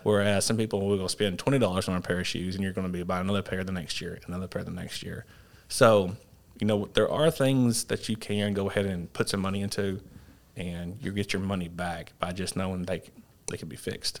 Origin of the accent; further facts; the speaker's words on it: Paragould, Arkansas, United States; growing up in Perigold